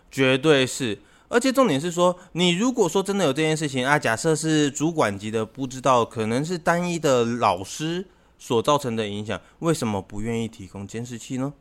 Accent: Taiwan; 我们台湾这边， 台湾这边呢，是一个那个比较潮湿的气候

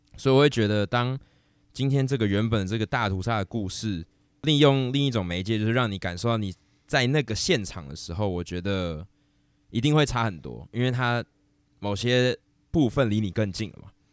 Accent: Taiwan; 我是台湾人

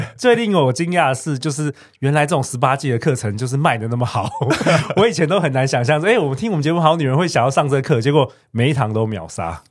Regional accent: Taiwan; 很多很多我们在台湾长大的小孩，从小啊，爸爸妈妈就没有给肯定

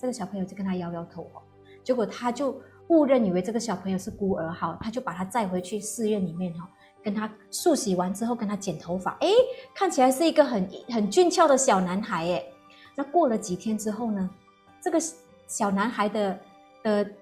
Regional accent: Malaysia; moved away as an adult; now in Taiwan; 又喜欢吃一点辣的冰的，这个是我们马来西亚人的这个习气

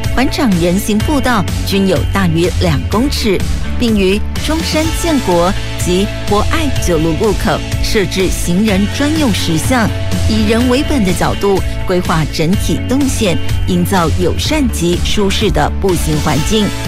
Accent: Kaohsiung, Taiwan; 我们高雄这边

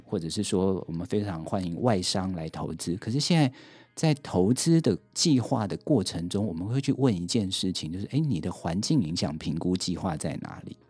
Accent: Taipei, Taiwan; also born or lived in Lukang; 我自己是在台北出生，但是我的老家是在鹿港哦

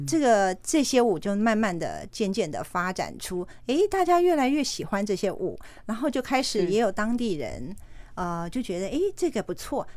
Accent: Kaohsiung, Taiwan; moved away as an adult; also born or lived in United States; 我是高雄人，在高雄长大的。我是在一九九一年就离开台湾到美国去，是，是。所以我到二零一八年才刚刚回来到高雄

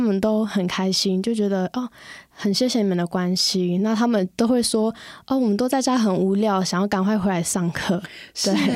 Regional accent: Xinyi, Nantou County, Taiwan; 来自南投新乡的布农族

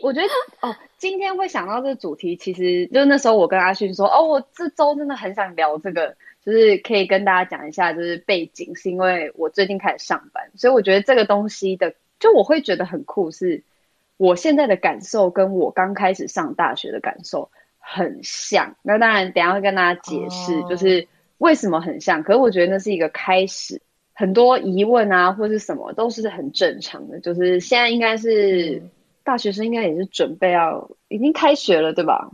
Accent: Taipei, Taiwan; 我是算是在台北市长大的小孩

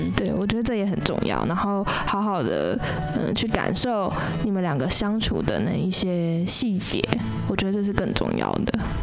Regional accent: Taichung, Taiwan; 我们台中人

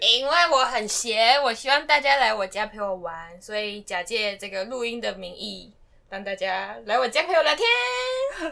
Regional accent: Taiwan; 我是台湾人

